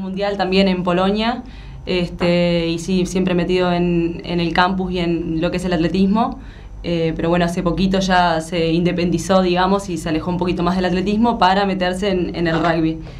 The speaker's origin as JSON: {"language": "Spanish", "country": "Uruguay", "moved": "as an adult", "lives_now": "Buenos Aires, Argentina"}